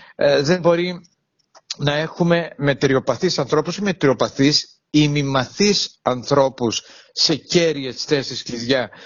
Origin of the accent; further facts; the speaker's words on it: Heraklion, Crete, Greece; την πόλη μου, το Ηράκλειο Κρήτης